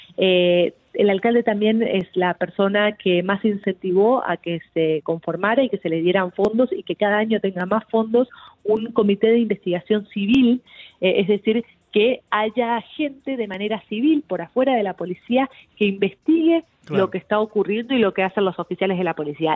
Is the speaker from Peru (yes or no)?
no; Argentina; now in Miami, United States; mi país, yo soy argentina